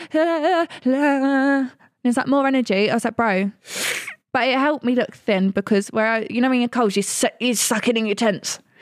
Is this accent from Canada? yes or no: no; Essex, East of England, United Kingdom; we're from Essex